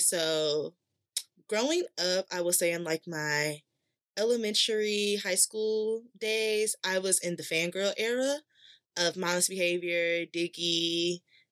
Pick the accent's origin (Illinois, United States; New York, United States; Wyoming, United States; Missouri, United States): Illinois, United States; Chicago; straight out of Chicago, South Side, city, no suburbs